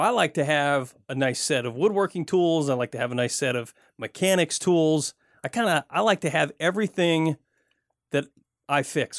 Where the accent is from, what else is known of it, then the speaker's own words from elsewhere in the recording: Flint, Michigan, United States; now in Pacific Northwest, United States; where I grew up in Michigan, grew up in Flint, Michigan, and it was cold in the wintertime.